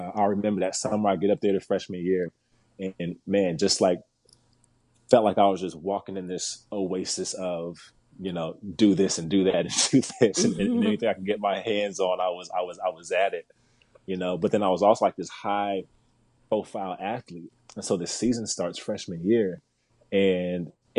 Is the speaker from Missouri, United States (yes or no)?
yes; Kansas City, Missouri, United States; moved away; When I was back home in Kansas City, I'm from Kansas City originally